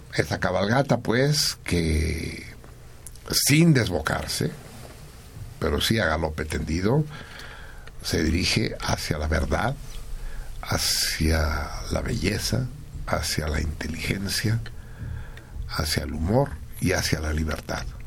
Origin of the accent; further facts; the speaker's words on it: Mexico; nosotros, los mexicanos